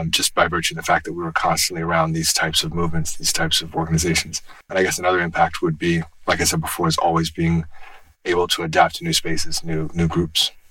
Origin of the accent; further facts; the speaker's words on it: Seattle, Washington, United States; born there; also born or lived in Tennessee / Colorado; I was born in Seattle and then moved to Washington, D.C., and then moved to Chattanooga, Tennessee, and then moved to Colorado, where I went to university.